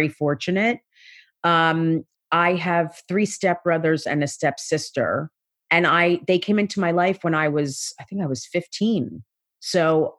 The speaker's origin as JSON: {"language": "English", "town": "South Orange", "region": "New Jersey", "country": "United States", "tie": "born or raised there", "said": "I grew up in South Orange, New Jersey"}